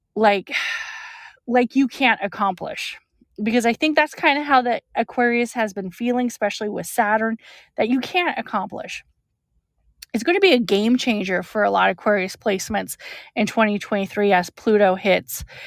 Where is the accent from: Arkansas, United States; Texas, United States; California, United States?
California, United States; I'm from California